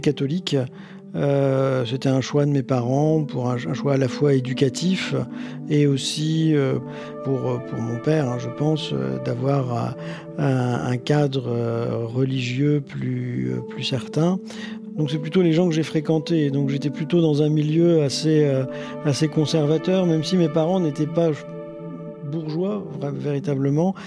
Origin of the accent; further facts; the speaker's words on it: Boulogne-sur-Mer, Hauts-de-France, France; J'ai grandi dans le Pas-de-Calais, à Boulogne-sur-Mer